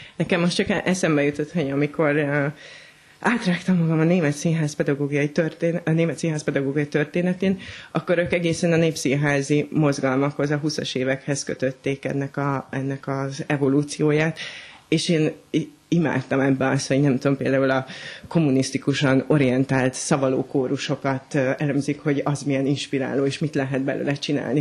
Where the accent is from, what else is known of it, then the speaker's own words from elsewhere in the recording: Hungary; also born or lived in Berlin, Germany; mondjuk vidéken nőttem föl